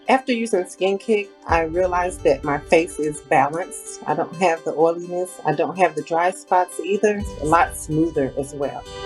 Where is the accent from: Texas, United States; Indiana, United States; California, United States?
Texas, United States; moved away as an adult; now in Arkansas, United States; I'm originally from Texas, so moving up here was a bit of change in weather